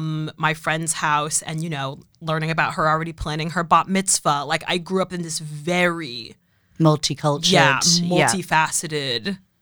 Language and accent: English; Boston, Massachusetts, United States; I grew up in Boston, and for those that know Boston, I grew up in Roslindale, which is an incredible neighborhood. Based in Boston proper. It's near Jamaica Plain and West Roxbury.